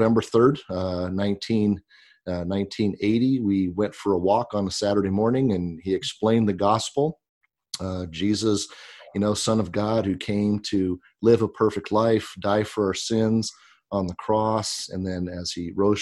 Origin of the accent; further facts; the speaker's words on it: Pasco, Washington, United States; now in Grover Beach, United States; I grew up in Eastern Washington. I grew up in the town of Pasco